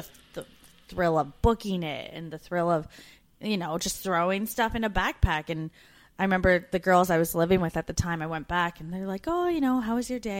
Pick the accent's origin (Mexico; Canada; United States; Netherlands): Canada; moved away as an adult; as a Canadian woman